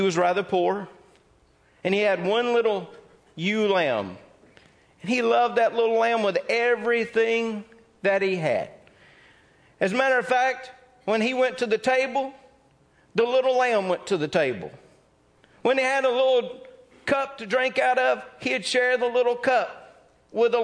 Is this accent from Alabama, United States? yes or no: no; Mississippi, United States; I'm from Mississippi.